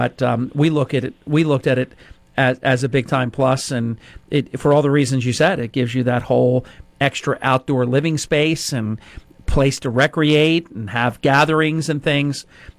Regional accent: Ventnor, New Jersey, United States; also born or lived in Somers Point, New Jersey; We had lived on the shore for basically all our lives.

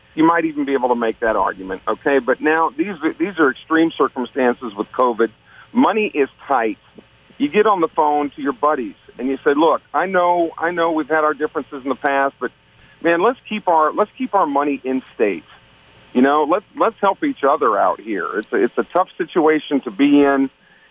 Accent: Iowa, United States; now in Mississippi, United States; I was born in the state of Iowa

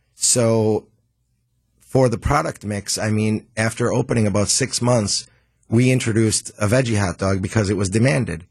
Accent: Milwaukee, Wisconsin, United States; born and raised in Milwaukee.

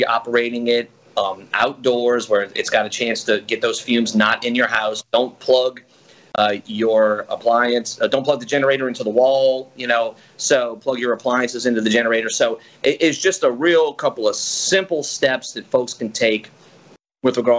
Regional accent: New Orleans, Louisiana, United States; moved away as an adult; also born or lived in Gulf Coast (Mississippi coast); I grew up in the New Orleans area and have lived on the coast for getting close to almost 20 years now.

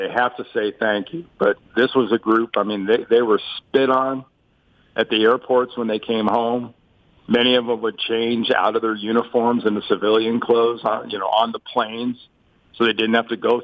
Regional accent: United States; I'm American

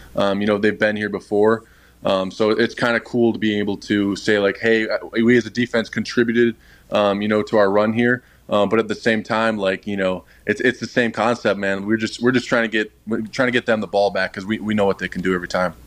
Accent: Wisconsin, United States; born or raised there; moved away

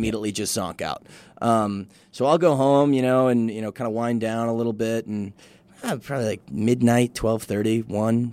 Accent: Midwest, United States; now in El Paso, United States; I'm from the Midwest, and I'm a white dude

